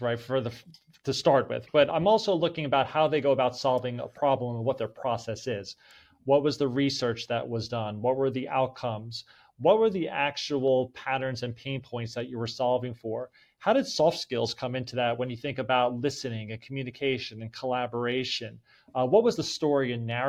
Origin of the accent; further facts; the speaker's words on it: Middletown, New Jersey, United States; moved away as an adult; also born or lived in Holmdel, New Jersey; now in Atlanta, United States; I had my typical suburban life growing up in New Jersey playing sports